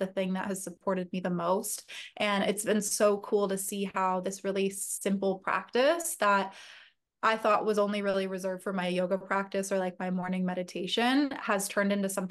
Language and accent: English; Agoura Hills, California, United States; also born or lived in San Diego; I grew up in Northern LA County. So Agoura Hills, Westlake area.